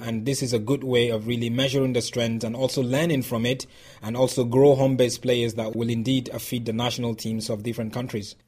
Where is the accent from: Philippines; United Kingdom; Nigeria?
Nigeria; I'm Nigerian